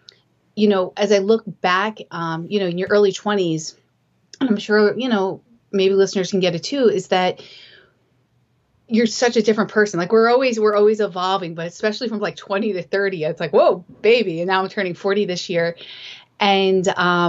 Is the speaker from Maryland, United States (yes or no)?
no; New Jersey, United States; moved away as an adult; also born or lived in upstate New York / California / Alaska / Utah; now in Portsmouth, United States; I grew up in the suburbs in New Jersey